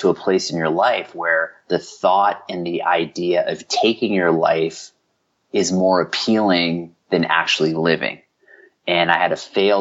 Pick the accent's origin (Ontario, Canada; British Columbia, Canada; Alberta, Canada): British Columbia, Canada; Vancouver; also born or lived in Glasgow, Scotland; I was born in Glasgow. And, you know, and what happened was, you know, my father fell upon, you know, challenging, he got laid off, fell upon challenging times. You know, I was raised in the poorest community in Canada